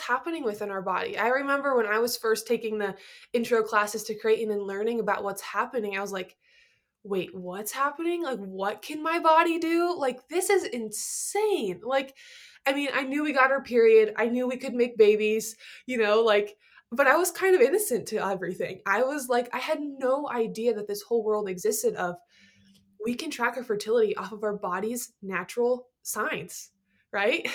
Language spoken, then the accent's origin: English; Nebraska, United States; I'm from Nebraska